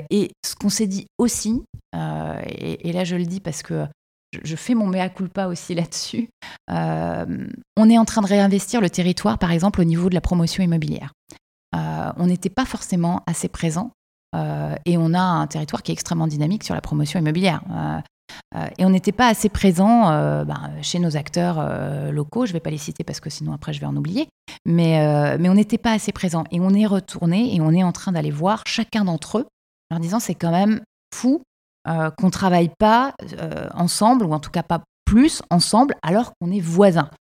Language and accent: French; Quebec City, Quebec, Canada; qu'est-ce qu'on vient nous amener les Français chez nous à Québec